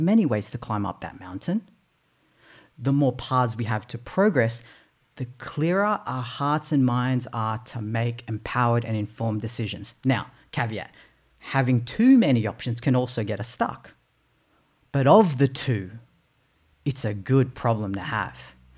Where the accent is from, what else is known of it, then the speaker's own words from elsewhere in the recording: Australia; also born or lived in Philippines; I was born in the Philippines. It's a third world country. We migrated here to Australia when I was eight months old.